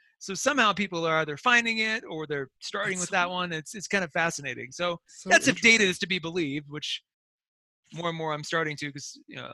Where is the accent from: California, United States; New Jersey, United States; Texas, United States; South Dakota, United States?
South Dakota, United States; Wall; moved away; it's a town of 800 people. So the infection rate is at this moment probably negligible, although we have one of the biggest tourist stops in the country